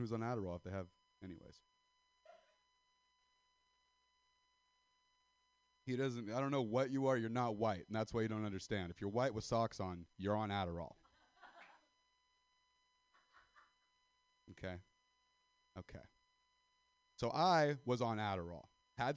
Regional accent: Castro Valley, California, United States; I'm white, I'm from Sister Valley, California

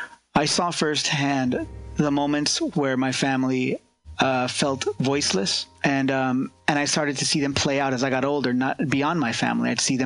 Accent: California's San Joaquin Valley, United States; I was born and raised here in California's San Joaquin Valley, the agricultural hub here. My parents were actually migrant farm workers, originally from South Texas and New Mexico.

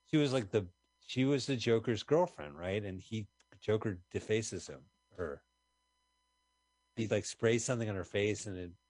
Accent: Montclair, New Jersey, United States; we're from Montclair.

